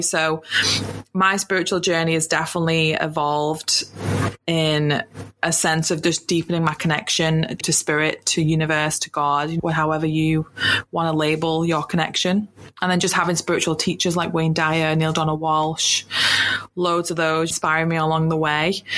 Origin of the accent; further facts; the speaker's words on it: United Kingdom; moved away as an adult; now in New Zealand; I'm from the UK. You can tell from my accent